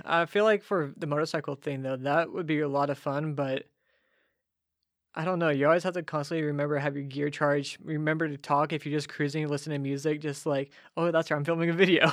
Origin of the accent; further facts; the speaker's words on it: Ferndale, California, United States; moved away as an adult; now in Nashville, United States; I grew up in Ferndale